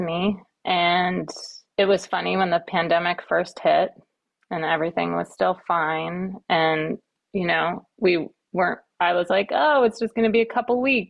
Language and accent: English; Kauai, Hawaii, United States; moved away as an adult; also born or lived in Western Massachusetts / East Coast; now in California, United States; I was born on the East Coast in Western Mass. And then when I was in like the third grade, I think, we moved to Hawaii